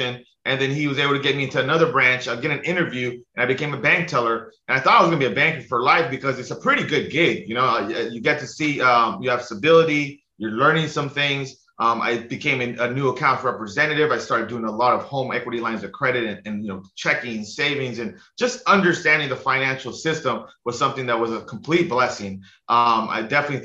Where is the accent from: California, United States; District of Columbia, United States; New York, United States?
California, United States; Los Angeles; now in Hawaii, United States; So I grew up in the San Fernando Valley in like Los Angeles, pretty much the suburbs of Los Angeles